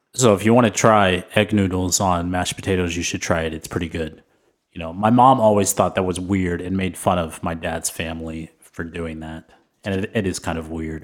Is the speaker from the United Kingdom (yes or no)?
no; San Antonio, Texas, United States; I grew up in San Antonio